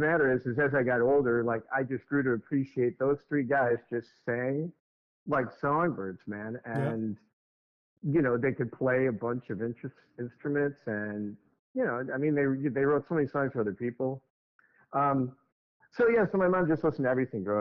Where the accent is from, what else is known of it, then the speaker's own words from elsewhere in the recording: Park Ridge, Illinois, United States; also born or lived in Elk Grove Village, Illinois / Schaumburg, Illinois / Naperville, Illinois / Aurora, Illinois; I grew up in Park Ridge